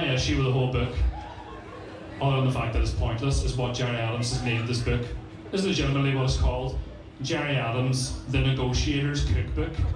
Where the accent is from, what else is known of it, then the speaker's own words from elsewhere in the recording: Strabane, Northern Ireland, United Kingdom; I know that doesn't really come across in this fucking accent of mine. I'm from Strabane, so this is what I sound like